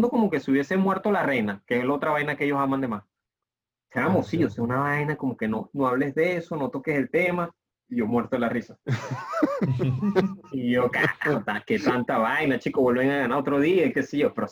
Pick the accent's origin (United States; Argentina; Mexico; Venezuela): Venezuela; yo, vengo de Venezuela, que es el único país que no ha ido mundial.